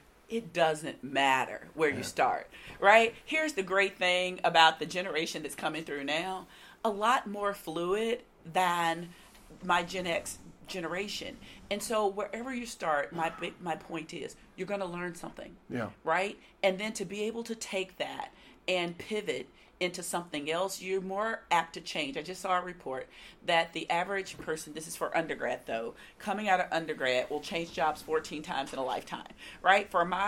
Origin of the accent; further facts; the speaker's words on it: Nashville, Tennessee, United States; this being my hometown